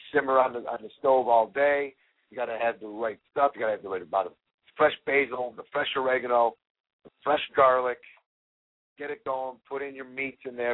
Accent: Chicago, Illinois, United States; born or raised there

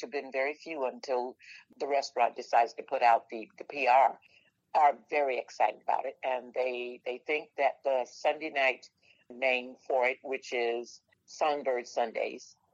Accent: Florida, United States; I want to stay in Florida. I want to stay right here in my hometown

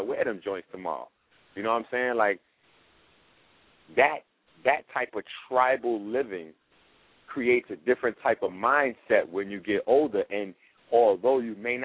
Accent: New York, United States; I'm from the Bronx

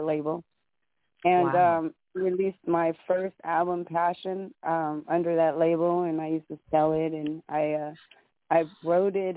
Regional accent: Oakland, California, United States; now in Las Vegas, United States; I'm from Oakland, California

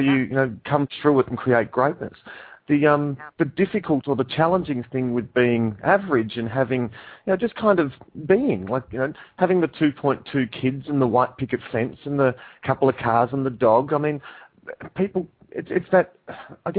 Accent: Dandenong, Victoria, Australia; also born or lived in Papua New Guinea / Melbourne; I grew up in a place called Dandenong

